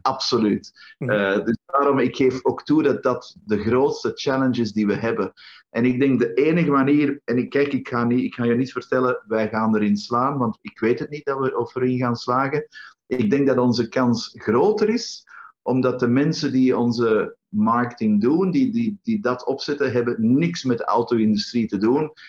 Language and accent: Dutch; Antwerp, Flanders, Belgium; in Antwerpen, uh, mijn thuisstad